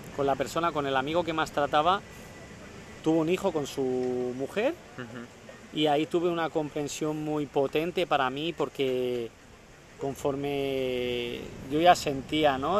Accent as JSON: {"language": "Spanish", "country": "Spain", "said": "hice la experiencia esta de hacer el Camino de Santiago en mi país"}